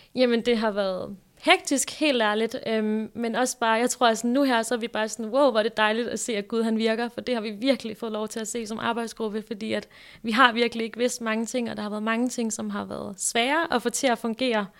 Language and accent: Danish; Græsted, Capital Region of Denmark, Denmark; also born or lived in Hillerød; Jeg er fra Hillerød næsten født og opvokset. Jeg er egentlig opvokset i sådan en lille bitte by, der hedder Græsted